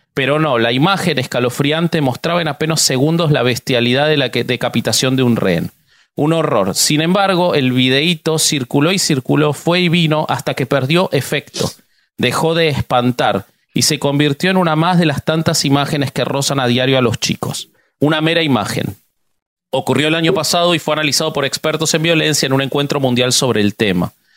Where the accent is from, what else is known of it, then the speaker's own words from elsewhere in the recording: Argentina; soy argentino